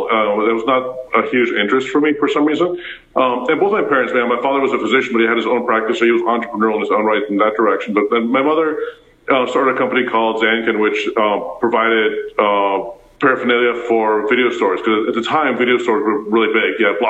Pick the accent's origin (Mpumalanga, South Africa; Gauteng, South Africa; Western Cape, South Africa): Gauteng, South Africa; Pretoria; English is a second language; I didn't speak English at all. I went to Afrikaans school. I went to school barefoot, for example, in South Africa. And I was born in Pretoria.